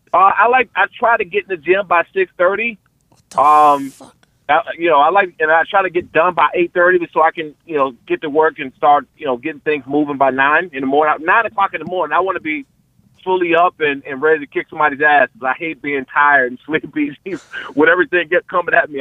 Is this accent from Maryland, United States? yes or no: yes; Prince George's County, Maryland, United States; I'm from Pre- Peachtree County, Maryland